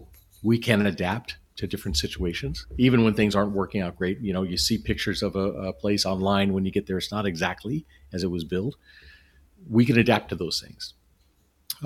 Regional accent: Southern California, United States; moved away; I grew up in Southern California, so I'm used to the weather and everything down there

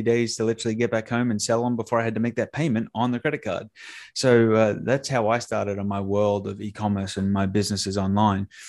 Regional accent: Australia; now in Tampa, United States; I'm an Australian that now lives in, uh, t, uh, Tampa, Florida.

